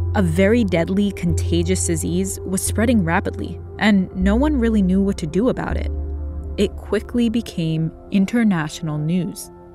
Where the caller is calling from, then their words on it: Singapore; I'm calling from Singapore.